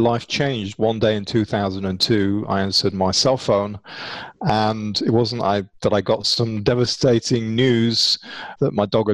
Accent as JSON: {"language": "English", "country": "United Kingdom", "said": "being British"}